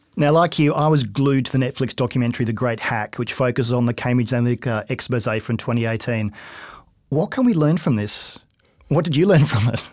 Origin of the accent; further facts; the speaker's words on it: Australia; I'm Australian